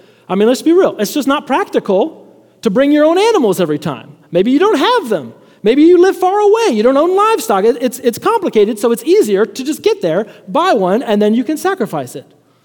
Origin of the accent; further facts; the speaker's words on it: Chicago, Illinois, United States; moved away; also born or lived in Lubbock, Texas; I'm from Chicago